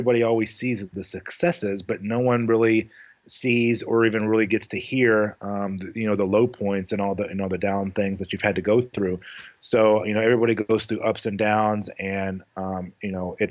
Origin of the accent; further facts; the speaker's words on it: Louisville, Kentucky, United States; moved away as an adult; also born or lived in New Mexico; I moved back to Louisville, Kentucky, because I'm originally from Louisville, Kentucky.